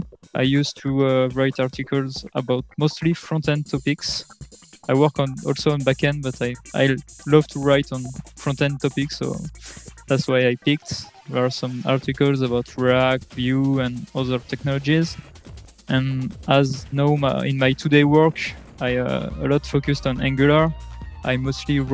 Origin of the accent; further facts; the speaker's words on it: France; I come from France